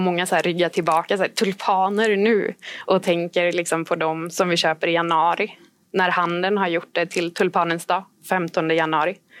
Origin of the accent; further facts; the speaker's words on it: Sweden; vi var tre volontärer från Sverige